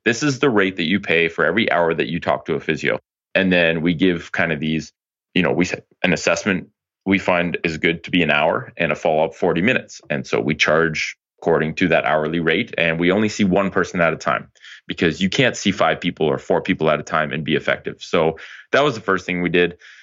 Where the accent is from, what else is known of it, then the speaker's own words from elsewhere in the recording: Ottawa, Ontario, Canada; moved back to Ottawa, which is my hometown